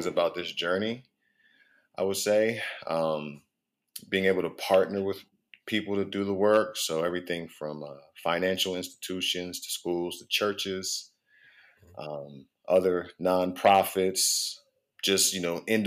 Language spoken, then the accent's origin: English; Prince George's County, Maryland, United States; also born or lived in Baltimore, Maryland; I am a native of the DMV. I was born in Baltimore, but I grew up in Prince George's County